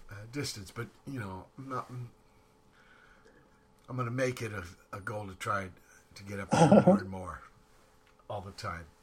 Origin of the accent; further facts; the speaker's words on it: Pembroke, Ontario, Canada; moved away as an adult; now in Ottawa, Canada; I'm at my hometown, Pembroke